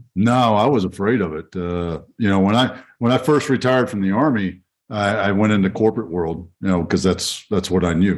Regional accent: Fort Worth, Texas, United States; my hometown of Fort Worth, Texas

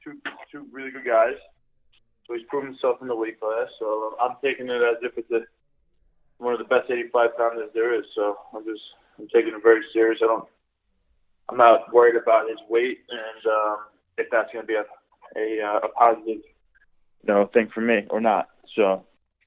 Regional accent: Long Island, New York, United States; being a Long Islander

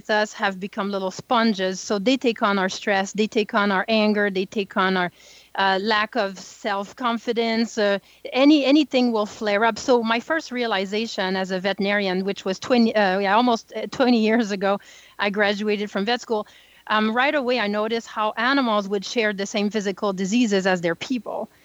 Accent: small French town north of Montreal, Quebec, Canada; I'm French Canadian, so I grew up in the North Pole, what we call today. It's very, very small French town north of Montreal.

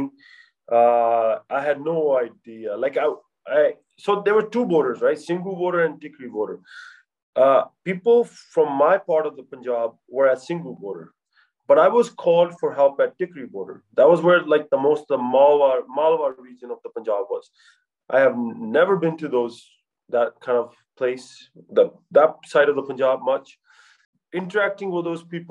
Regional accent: United States; I'm from America, I'm a doctor

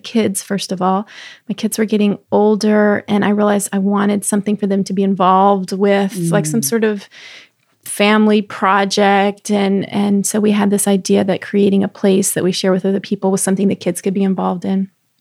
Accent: Texas, United States; moved away; also born or lived in Florida; I grew up with it in Texas

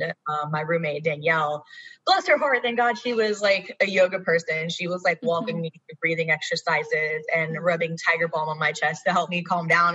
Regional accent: Augusta, Georgia, United States; moved away as an adult; now in Atlanta, United States; I am uh, born and raised in Georgia, but I'm from Augusta.

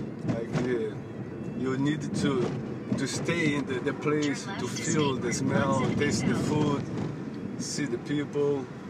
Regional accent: Brazil; moved away as an adult; now in United States; I'm from Brazil. I came here by myself.

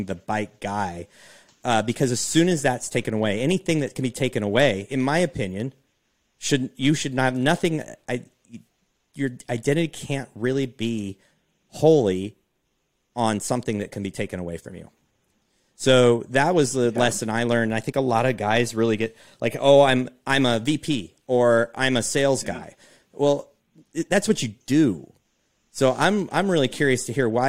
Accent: Pacific Northwest, United States; growing up on the Pacific Northwest

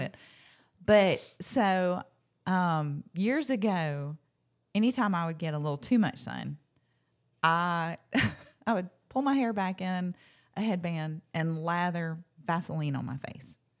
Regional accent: Locust Fork, Alabama, United States; I grew up in Locust Fork, Alabama

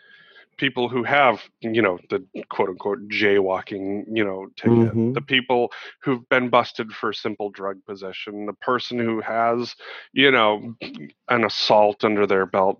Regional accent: Montana, United States; growing up in Montana, you know, one of the whitest states in the country

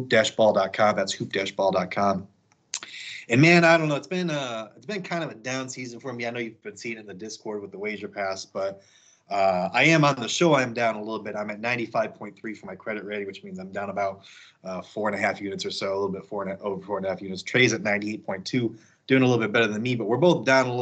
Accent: Elgin, Illinois, United States; moved away as an adult; also born or lived in Chicago / Alabama; now in Kansas, United States; I'm from the suburbs originally. Obviously, I'm from Elgin, but live in the city for about like 5-6 years

